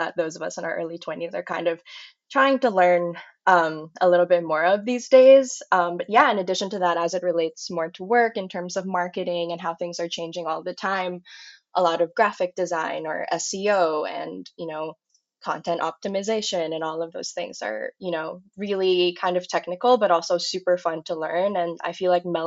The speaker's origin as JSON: {"language": "English", "country": "Philippines", "also_born_or_lived": "Manila", "said": "I'm originally from the Philippines"}